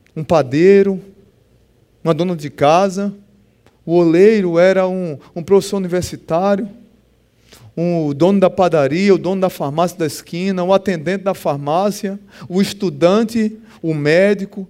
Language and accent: Portuguese; Pernambuco, Brazil; eu sou pernambucano